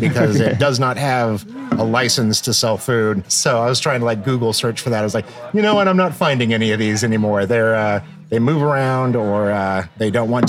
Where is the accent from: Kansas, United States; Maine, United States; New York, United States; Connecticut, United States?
Kansas, United States; Salina; born or raised there; moved away; also born or lived in Los Angeles